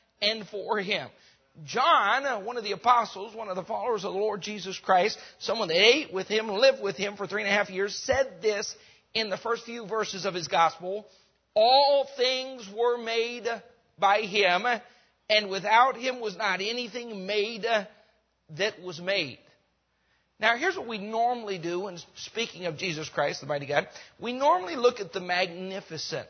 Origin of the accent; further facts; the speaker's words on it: Rocky Mountains, United States; moved away; also born or lived in Mexico; I grew up in the Rocky Mountains